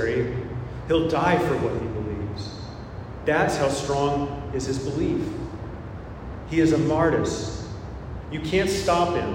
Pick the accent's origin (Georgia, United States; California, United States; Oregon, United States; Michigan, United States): California, United States; I'm Californian.